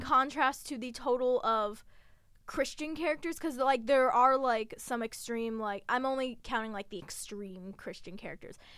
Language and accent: English; United States; being an American